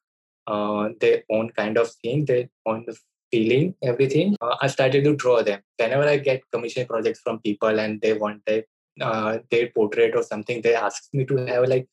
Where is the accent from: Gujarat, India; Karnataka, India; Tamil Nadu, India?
Gujarat, India; Ahmedabad; I'm from Ahmedabad as well, which is like a metro city of Gujarat, India.